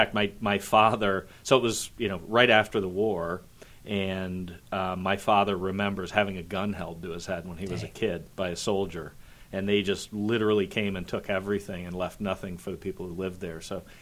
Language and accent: English; Richfield, Ohio, United States; born or raised there; also born or lived in Parma, Ohio